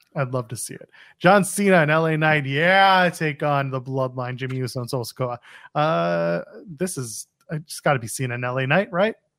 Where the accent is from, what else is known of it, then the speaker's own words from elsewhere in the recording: Canada; I'm Canadian